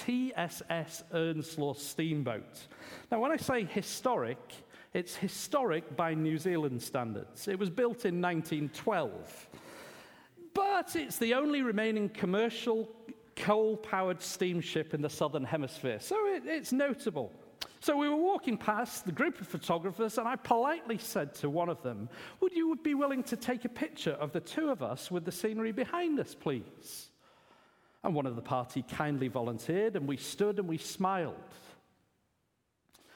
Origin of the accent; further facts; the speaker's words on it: England, United Kingdom; being an Englishman